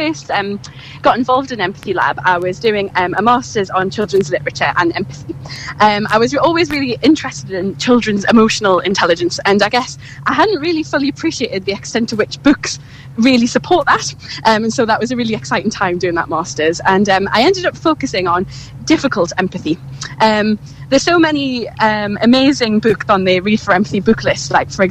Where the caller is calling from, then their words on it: Cambridge, East of England, United Kingdom; I'm just standing on King's Parade in Cambridge, so it's very idyllic.